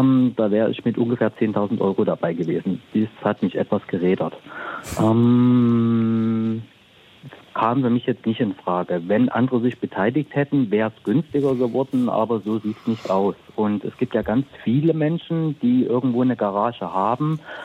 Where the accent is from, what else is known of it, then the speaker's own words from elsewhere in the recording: the East, East Germany, Germany; now in Peine, Germany; ich komme auch aus dem Osten